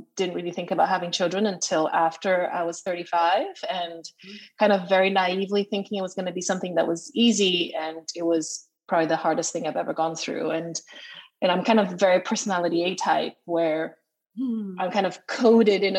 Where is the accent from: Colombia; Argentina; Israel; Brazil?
Brazil; moved away as an adult; also born or lived in United States; now in London, United Kingdom; I come from a Chinese family, but I was born and raised in Brazil